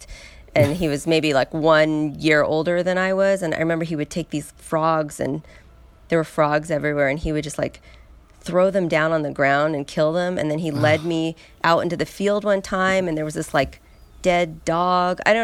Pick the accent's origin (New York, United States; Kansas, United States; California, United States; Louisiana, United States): California, United States; San Luis Obispo; now in Los Angeles, United States; I'm from L.A. originally. I was born in L.A., but mainly I was raised in San Luis Obispo